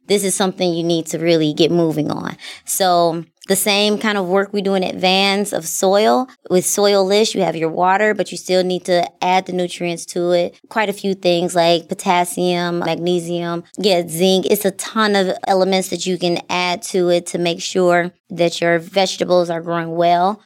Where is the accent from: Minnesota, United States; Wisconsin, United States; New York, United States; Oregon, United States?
Wisconsin, United States; Milwaukee; moved away as an adult; I moved away from Milwaukee. I came back. I live in my same neighborhood that I grew up in.